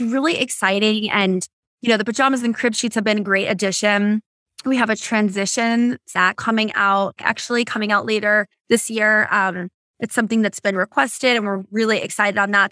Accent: Boston, Massachusetts, United States; now in California, United States; I grew up in Boston

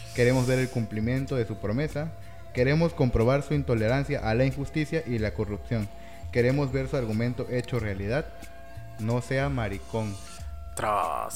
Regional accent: Mexico

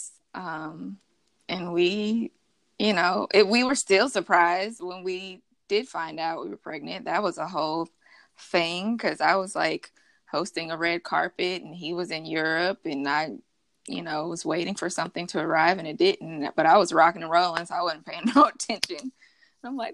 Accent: Kansas City, Missouri, United States; moved away as an adult; now in Los Angeles, United States; I'm originally from Kansas City, born and raised, but LA is where I reside

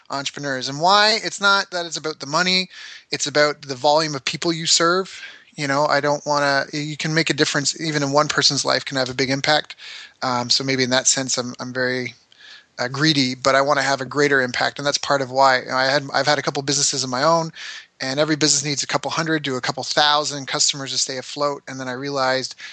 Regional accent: Canada; I'm a Canadian who's traveled the world, lived all over.

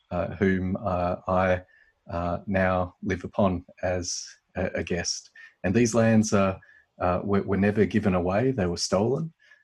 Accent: Perth, Western Australia, Australia; accent: Australian; I am from the place that now gets referred to on a map as Perth, Australia, but traditionally has been known as Whadjuk Noongar Boodja.

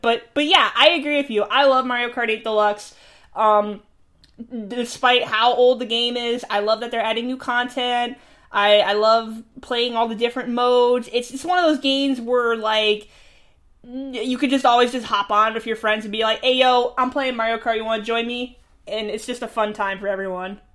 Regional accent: New York, United States; I'm from New York

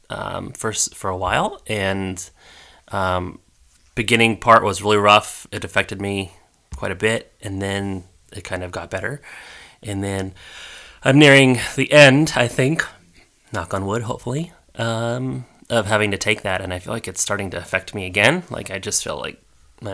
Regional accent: Colorado, United States; moved away; also born or lived in Iowa; where I was raised in Colorado

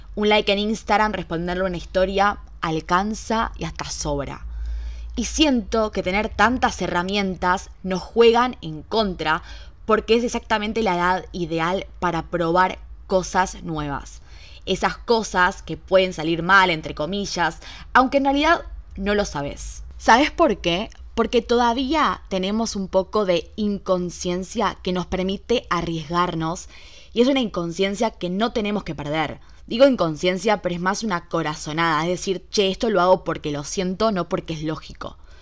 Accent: Buenos Aires, Argentina; yo nací en la ciudad de Buenos Aires, en Argentina, soy porteña al 100%

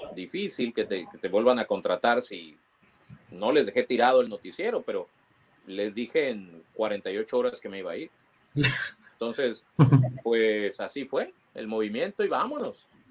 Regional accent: Mazatlán, Sinaloa, Mexico; yo nací en Mazatlán

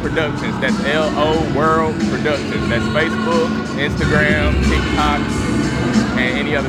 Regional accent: Greenville, South Carolina, United States; I'm originally from Greenville, South Carolina.

